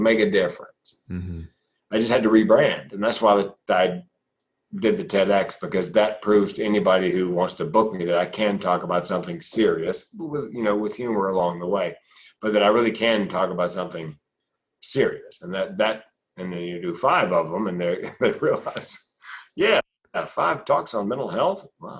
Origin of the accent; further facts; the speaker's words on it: the South, United States; You know, when I grew up in the South, big boys don't cry.